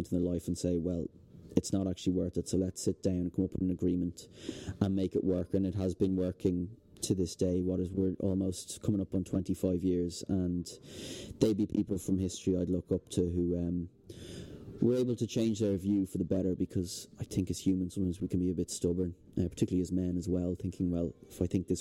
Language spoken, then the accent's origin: English; Dublin, Leinster, Ireland; also born or lived in Ventry, Kerry / Melbourne; I grew up in Dublin at a different time